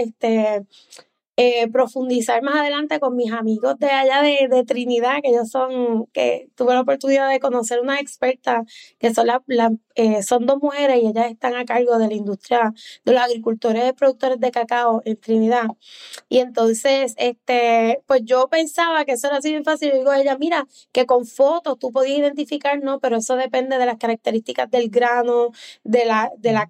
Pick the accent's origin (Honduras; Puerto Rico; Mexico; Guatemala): Puerto Rico; Lares; also born or lived in Aurora, Illinois, United States; yo nací en un pueblito de Illinois, Aurora, pero a los seis meses de edad me trajeron a Puerto Rico. Mis papás se mudaron y entonces me crio en el barrio Callejones de Lares.